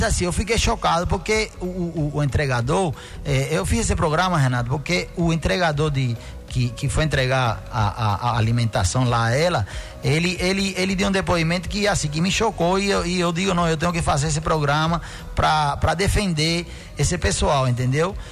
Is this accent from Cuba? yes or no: yes; Cuba; Portuguese is a second language; now in Brazil; eu me sinto muito orgulhoso de ter nascido em Cuba, de ter sido criado lá